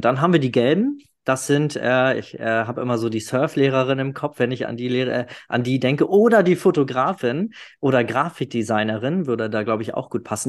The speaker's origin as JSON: {"language": "German", "area": "the North", "region": "Northern Germany", "country": "Germany", "said": "ich komme ja aus dem Norden, da sagt man immer schnacken."}